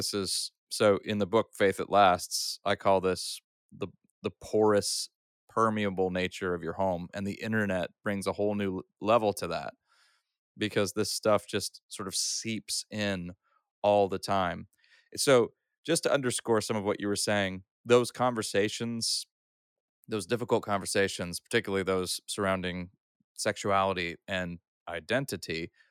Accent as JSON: {"language": "English", "country": "Austria", "tie": "born or raised there", "said": "So I grew up, I'm a third culture kid. I grew up in Europe, in Austria, and I've attended both public and Christian schools. I started off at an Austrian school, where I learned to read and write in German."}